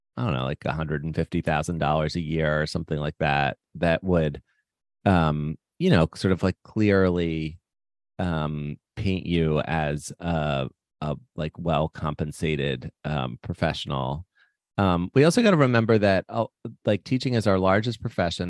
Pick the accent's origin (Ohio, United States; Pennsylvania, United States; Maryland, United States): Maryland, United States; Baltimore; I grew up in Baltimore